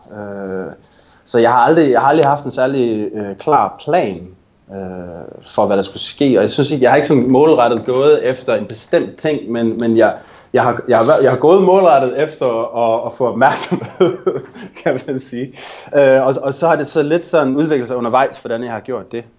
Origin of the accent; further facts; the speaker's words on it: Denmark; moved away as an adult; now in Vancouver, Canada; mit hjemland, øh, og også mig selv som dansker